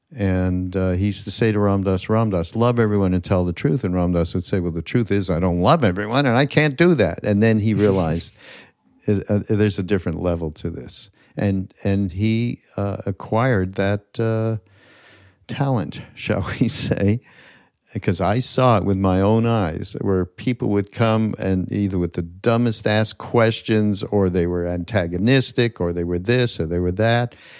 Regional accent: Canada; now in United States; Canadian. I'm from Canada

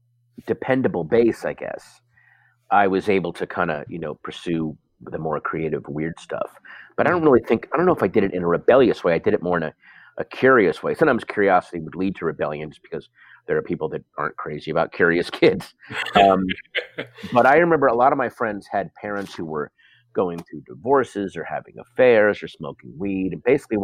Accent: Sterling, Virginia, United States; also born or lived in Portsmouth, Virginia; even though I wasn't born there, I consider Sterling, Virginia to be my hometown, because wherever you go through puberty, that's your hometown

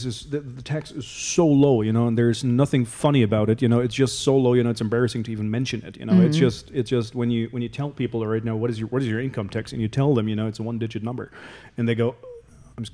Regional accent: Hamburg, Germany; accent: German; English is a second language; moved away as an adult; now in Zug, Switzerland; You know, I'm native German. You know, I'm from Hamburg.

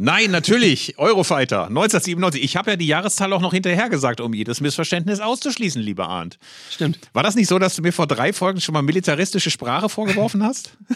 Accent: North Rhine-Westphalia, Germany; als Ostwestfale

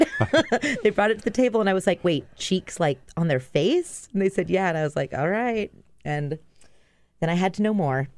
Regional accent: Maui, Hawaii, United States; moved away as an adult; also born or lived in New York; I grew up in Hawaii

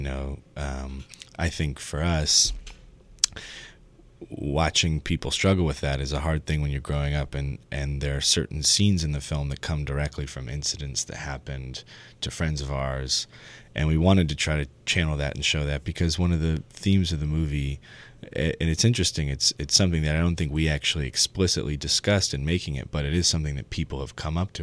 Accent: San Francisco, California, United States; when we were growing up in San Francisco

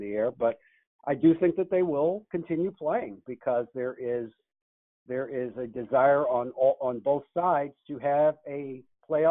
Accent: Washington, District of Columbia, United States; moved away; I would like to be back in my hometown

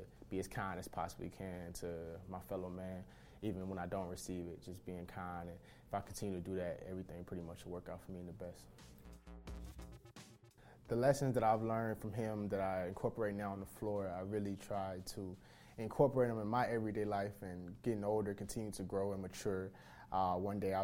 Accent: Atlanta, Georgia, United States; moved away; I'm from Atlanta, Georgia

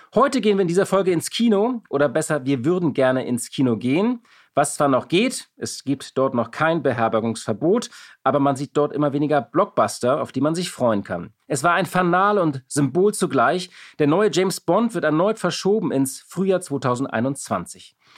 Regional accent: Hamburg, Germany; ich bin auch aus Hamburg

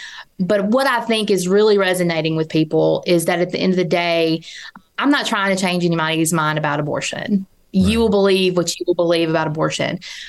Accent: Mississippi, United States; And to be a lifelong Mississippian and to be given the opportunity to run for statewide office in my home state

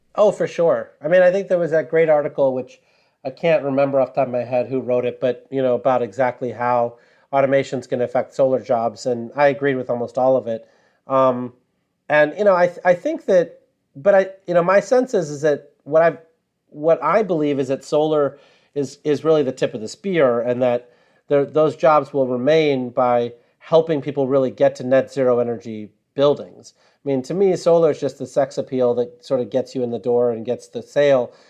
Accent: Sterling, Illinois, United States; moved away; I grew up in Sterling, Illinois

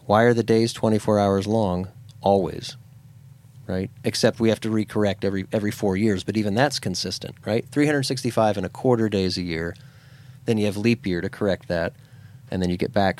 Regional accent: Pennsylvania, United States; moved away; I grew up in Pennsylvania.

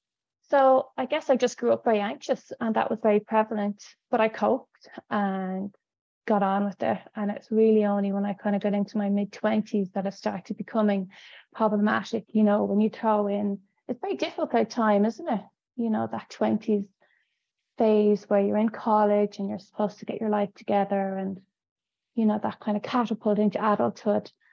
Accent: Dublin, Leinster, Ireland; I grew up in Dublin in the 80s.

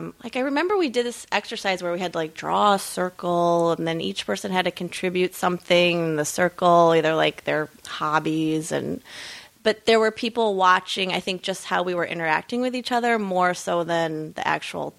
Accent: Midwest, United States; I'm from the Midwest

